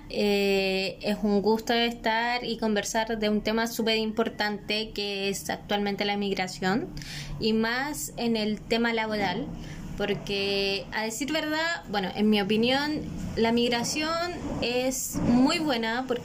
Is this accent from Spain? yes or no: no; Chile; nosotros como chilenos, como pueblo acogedor de ellos